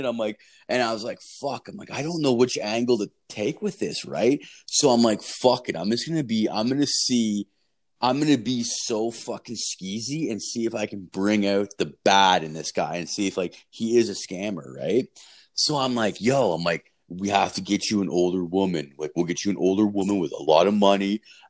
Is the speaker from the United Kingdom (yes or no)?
no; Canada; I'm like, I'm from Canada.